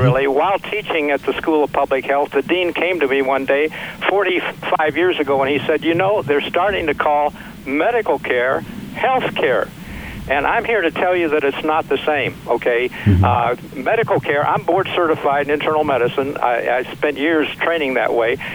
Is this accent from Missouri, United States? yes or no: yes; Missouri, United States; also born or lived in St. Louis / Webster Groves / Kansas City; I grew up in Missouri, just below Iowa.